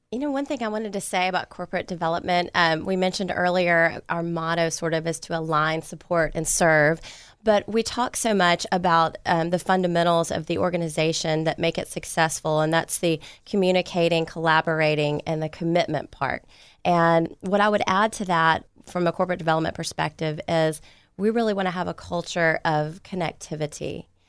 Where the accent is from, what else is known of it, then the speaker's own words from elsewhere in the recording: Memphis, Tennessee, United States; moved away as an adult; also born or lived in Dallas; now in Houston, United States; I'm born and raised in Memphis, Tennessee